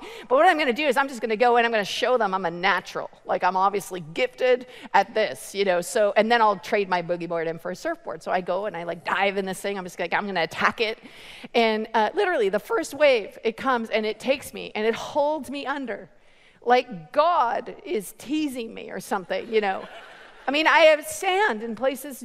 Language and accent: English; Canada; I'm from Canada